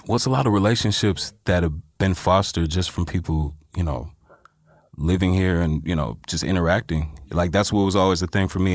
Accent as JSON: {"language": "English", "area": "Inland Empire", "region": "California", "country": "United States", "tie": "born or raised there", "also_born_or_lived": "Los Angeles", "said": "I was born in Los Angeles, but I was raised in the Inland Empire."}